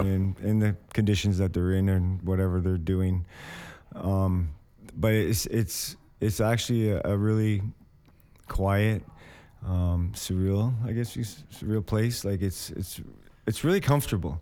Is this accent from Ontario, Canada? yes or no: yes; Windsor, Ontario, Canada; also born or lived in Hamilton; I'm from Windsor. Like, my last residence was in Windsor